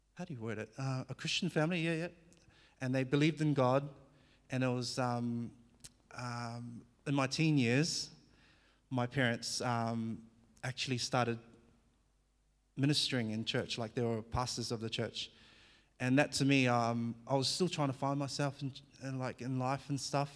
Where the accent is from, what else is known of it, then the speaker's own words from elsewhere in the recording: New Zealand; accent: Kiwi; English is a second language; moved away as an adult; also born or lived in Fiji / Albury-Wodonga, Australia; now in Australia; I was born in Fiji, and I, um, grew up in New Zealand by the age of four, so I did all my schooling in New Zealand. So you might hear a bit of a, a Kiwi accent now and again